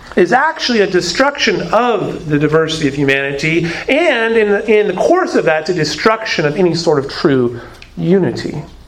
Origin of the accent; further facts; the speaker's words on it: Arizona, United States; moved away; I come from Arizona. And it has been noted that I have a peculiar way of pronouncing certain words.